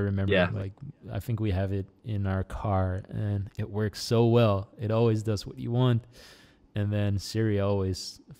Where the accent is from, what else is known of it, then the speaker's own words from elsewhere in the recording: Netherlands; accent: Americanized; English is a second language; also born or lived in United States; Netherlands, we learn English with a British accent. But then because I've lived in America a couple of times, my accent just became very Americanized.